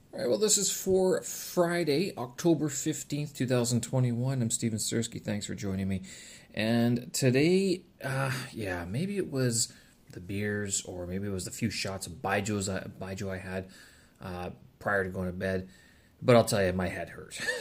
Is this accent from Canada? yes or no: yes; Winnipeg, Manitoba, Canada; visited my hometown when I was a kid